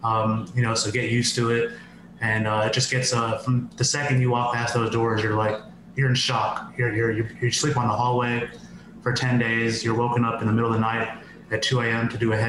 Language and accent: English; New York City, New York, United States; born there; now in Los Angeles, United States; I'm 35 years old. I currently live in Los Angeles. I was born in New York City. My parents are first generation directly from India.